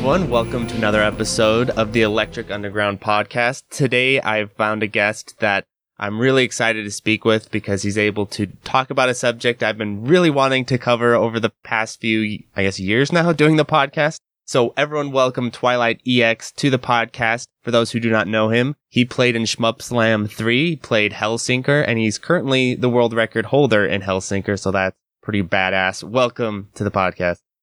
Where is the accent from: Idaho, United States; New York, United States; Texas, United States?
Idaho, United States; I'm from America, and especially in Idaho, you know, we're not necessarily super etiquette-driven people out here.